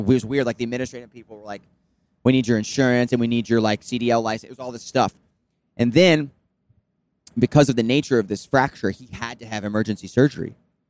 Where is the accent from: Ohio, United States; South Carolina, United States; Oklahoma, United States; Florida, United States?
Florida, United States; we grew up in Florida in the water.